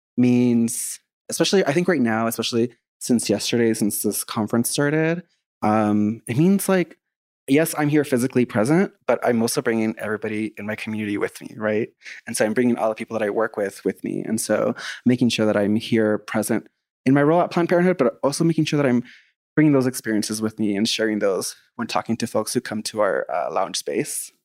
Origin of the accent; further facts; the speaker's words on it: Texas, United States; I'm from Texas specifically